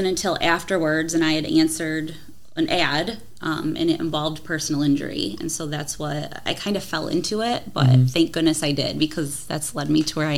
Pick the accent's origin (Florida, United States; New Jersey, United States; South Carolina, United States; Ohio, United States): Ohio, United States; Toledo; I grew up in Toledo